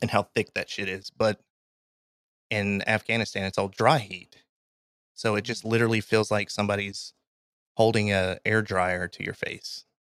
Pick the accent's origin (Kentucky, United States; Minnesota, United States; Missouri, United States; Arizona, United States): Kentucky, United States; I'm from Kentucky. I've been in Kentucky or in the South pretty much my entire life.